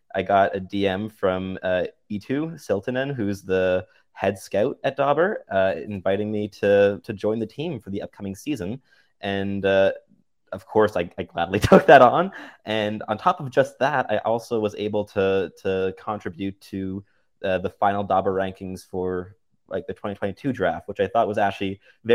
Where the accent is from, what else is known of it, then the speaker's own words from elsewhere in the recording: Montreal, Quebec, Canada; So I grew up a Habs fan because I grew up in Montreal, so it's kind of a given at that point. I wasn't born in Montreal, but moved there when I was 3.5, so very much a Montrealer.